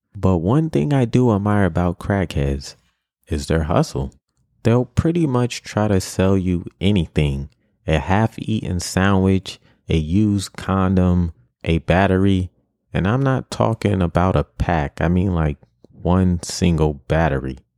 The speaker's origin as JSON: {"language": "English", "town": "New York City", "region": "New York", "country": "United States", "tie": "born or raised there", "said": "growing up in New York City"}